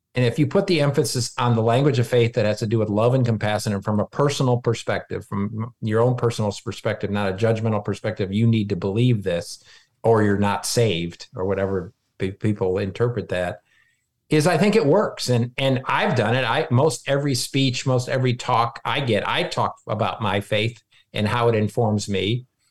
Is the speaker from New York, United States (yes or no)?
no; Michigan, United States; moved away; I grew up, I was born in Michigan